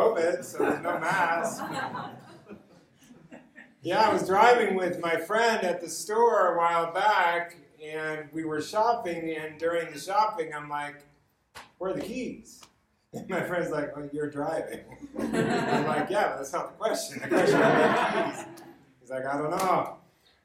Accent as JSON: {"language": "English", "town": "Los Angeles", "region": "California", "country": "United States", "tie": "born or raised there", "said": "I grew up in Los Angeles"}